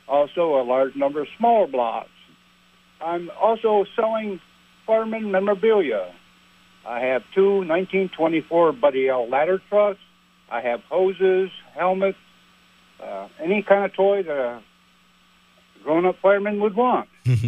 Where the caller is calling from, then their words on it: Champlain, New York, United States; I'm calling from Champlain, New York.